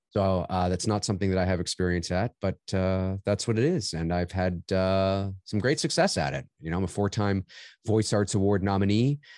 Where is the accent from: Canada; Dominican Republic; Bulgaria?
Canada; also born or lived in Toronto; I'm Canadian